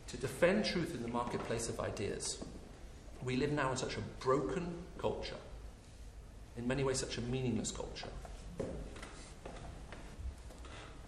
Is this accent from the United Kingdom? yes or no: yes; United Kingdom; as a British citizen